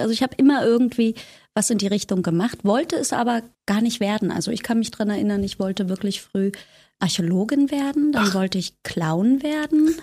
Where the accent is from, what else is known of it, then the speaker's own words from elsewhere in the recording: Potsdam, Brandenburg, Germany; also born or lived in Zehdenick; now in Berlin, Germany; Zedenik geboren, Potsdam aufgewachsen und dann in den Osten von Berlin gezogen